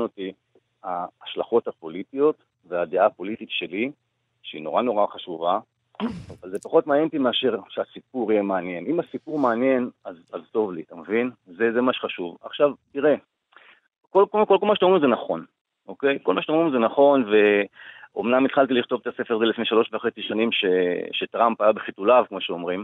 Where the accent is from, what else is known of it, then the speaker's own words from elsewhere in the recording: Israel; אני עד גיל, אה, שמונה עשרה גדלתי בקיבוץ, אה, דתי